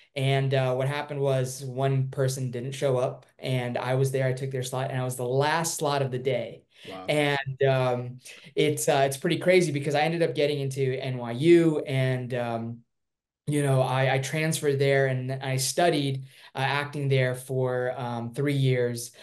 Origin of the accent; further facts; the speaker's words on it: Irvine, California, United States; also born or lived in Durban, South Africa; I was born there and I moved to um, Irvine, California when I was four. And uh, my dad got a job opportunity